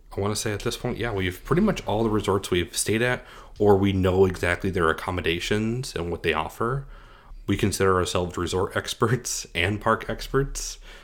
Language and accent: English; Scranton, Pennsylvania, United States; moved away; I'm originally from Scranton, Pennsylvania